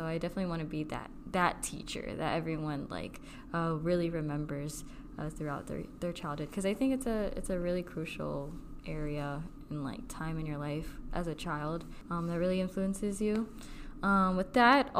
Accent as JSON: {"language": "English", "country": "Philippines", "said": "we are both Filipino"}